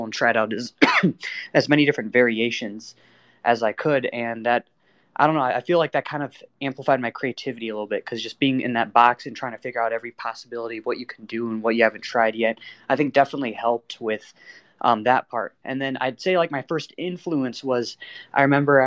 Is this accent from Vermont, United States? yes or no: no; Michigan, United States; I'm from a small town in Michigan of the USA